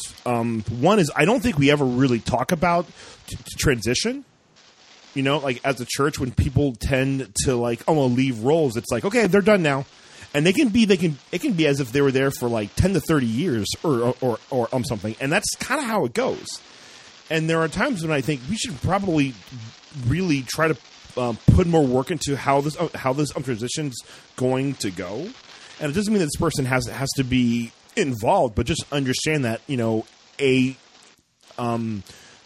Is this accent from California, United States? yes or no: no; Dayton, Ohio, United States; I'm from Dayton, Ohio